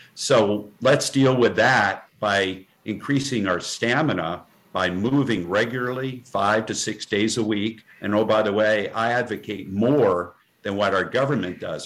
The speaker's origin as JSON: {"language": "English", "region": "the coast of New Jersey", "country": "United States", "tie": "born or raised there", "also_born_or_lived": "Vermont", "moved": "as an adult", "said": "and I was bred in New Jersey, uh, the coast of New Jersey"}